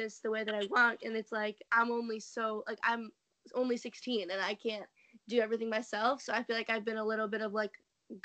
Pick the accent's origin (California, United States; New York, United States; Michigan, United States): New York, United States; I am from New York